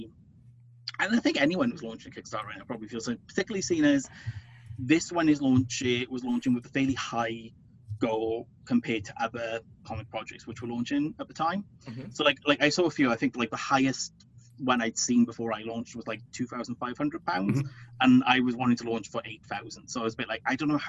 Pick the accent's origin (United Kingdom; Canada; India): United Kingdom; I'm British.